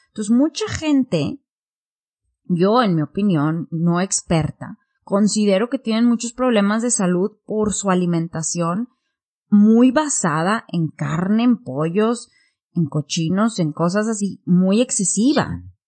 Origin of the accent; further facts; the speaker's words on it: Mexico; moved away as an adult; also born or lived in Singapore / United Kingdom; now in Japan; empecé en México vegetariana a los 18 y yo me fui de México a Singapur